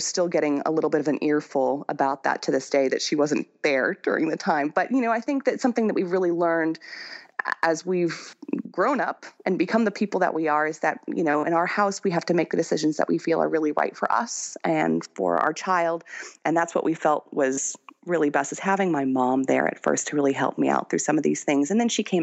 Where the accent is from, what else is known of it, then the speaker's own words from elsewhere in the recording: United States; moved away as an adult; now in France; I'm more French than I am American